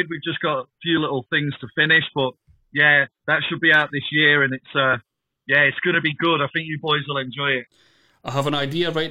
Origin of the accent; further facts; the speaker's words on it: Scotland, United Kingdom; obviously, obviously, being Scottish uh, hip hop heads, like yeah.